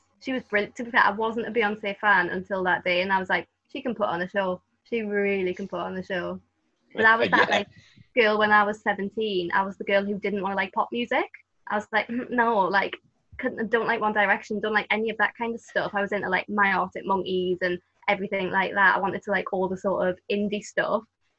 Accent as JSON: {"language": "English", "town": "Newcastle", "region": "North East England", "country": "United Kingdom", "tie": "born or raised there", "said": "And obviously Newcastle, I wasn't that far from Scotland."}